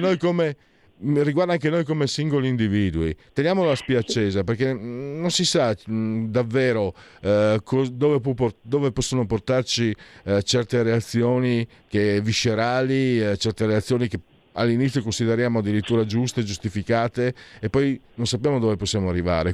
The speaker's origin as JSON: {"language": "Italian", "region": "Friuli-Venezia Giulia", "country": "Italy", "said": "io stesso vengo dal Friuli, non mi sento nemmeno italiano"}